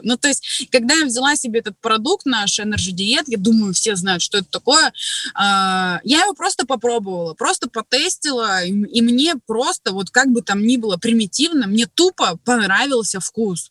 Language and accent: Russian; Krasnoyarsk, Krasnoyarsk Krai, Russia; Работала администратором в автосалоне у себя в городе. Я из Красноярска, кстати, из Сибири